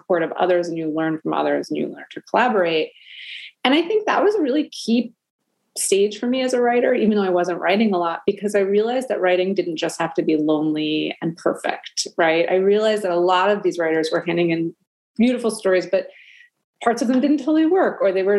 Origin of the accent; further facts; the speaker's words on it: New York City, New York, United States; I grew up in Brooklyn, New York